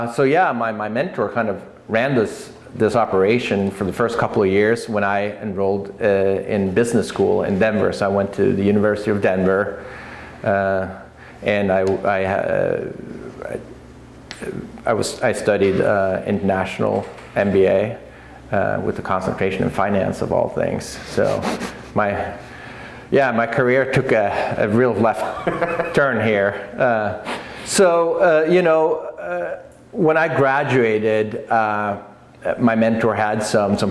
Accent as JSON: {"language": "English", "country": "Norway", "tie": "born or raised there", "moved": "as an adult", "lives_now": "Oregon, United States", "said": "my childhood friend that I grew up with in Oscar, it's just south of Oslo I grew up"}